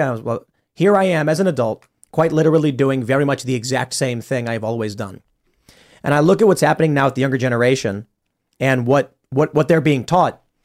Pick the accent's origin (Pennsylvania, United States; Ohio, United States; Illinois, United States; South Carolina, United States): Illinois, United States; Chicago; also born or lived in Florida; now in West Virginia, United States; I grew up in Chicago